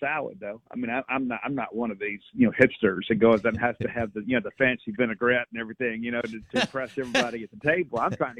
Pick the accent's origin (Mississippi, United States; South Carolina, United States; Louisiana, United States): Mississippi, United States; South; I'm from South Mississippi.